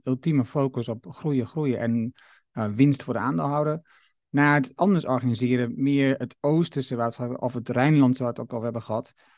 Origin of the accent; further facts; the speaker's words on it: Netherlands; ons fundament als Nederlander